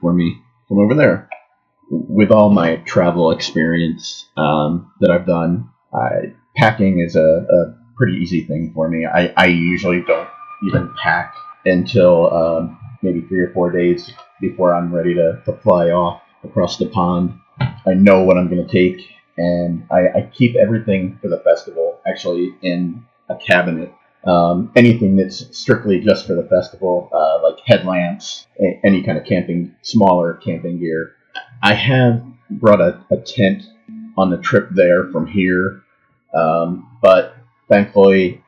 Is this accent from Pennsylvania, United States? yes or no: yes; Philadelphia, Pennsylvania, United States; now in Phoenix, United States; I'm originally from Philadelphia, Pennsylvania, but currently live in Phoenix, Arizona